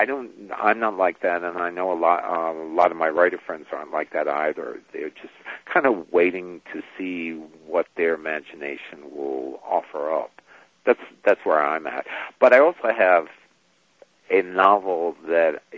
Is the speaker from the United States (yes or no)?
yes; New York, United States; I grew up in New York